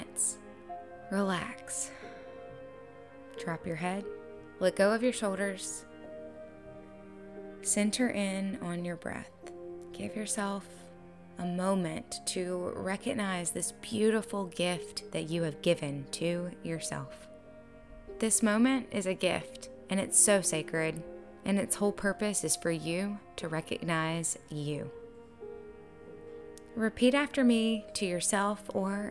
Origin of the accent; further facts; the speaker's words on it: the American South, United States; I was born in the American South, where a lot of us were lucky enough to be raised on sweet things like hugs, tea, and manners